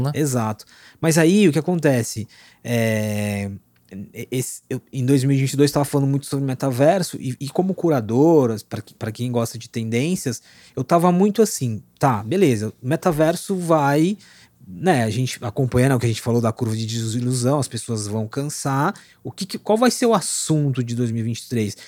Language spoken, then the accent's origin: Portuguese; Osasco, São Paulo, Brazil; eu sou da periferia de Osasco, nasci, fui criado, continuo morando lá